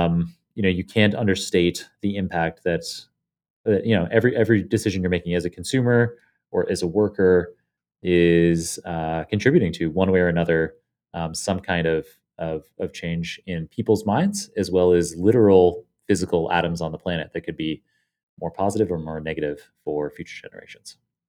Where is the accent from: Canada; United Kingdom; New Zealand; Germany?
Canada; moved away as an adult; now in United States; I guess I'm allowed to vote in Canada.